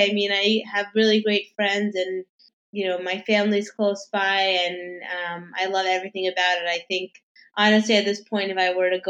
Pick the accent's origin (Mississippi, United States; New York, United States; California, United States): New York, United States; New York City; Yes, I'm originally from New York. I actually grew up in Manhattan. Manhattan, um, and I have mm-hmm. lived here my whole life. So I grew up um, in Midtown, and then in, on the Upper East Side, and now I'm actually in NoHo.